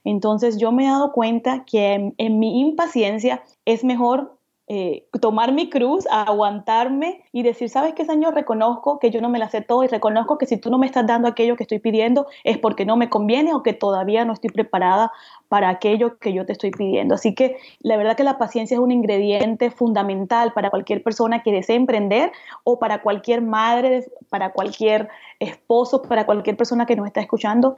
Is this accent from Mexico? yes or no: no; Cartagena, Bolívar, Colombia; crecí en Cartagena, Colombia, en la costa